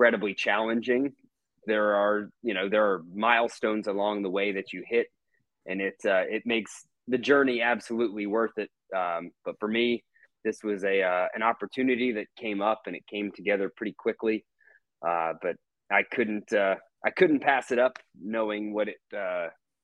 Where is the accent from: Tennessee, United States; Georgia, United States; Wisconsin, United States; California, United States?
Georgia, United States; Atlanta; moved away as an adult; also born or lived in Mississippi; coming back home to my hometown here in Atlanta